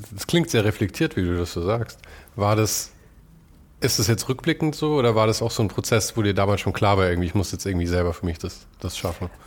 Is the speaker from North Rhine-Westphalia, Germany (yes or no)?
no; Munich, Bavaria, Germany; Ich komme aus München